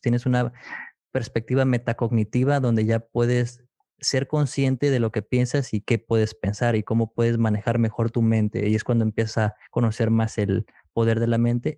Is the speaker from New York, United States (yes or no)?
no; McAllen, Texas, United States; yo soy de McAllen, Texas